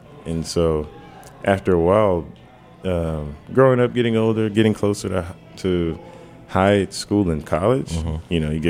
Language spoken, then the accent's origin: English; Washington, District of Columbia, United States; I grew up on New York Avenue. I grew up right near New York Avenue and North Cap, it's kind of known to be a very violent neighborhood.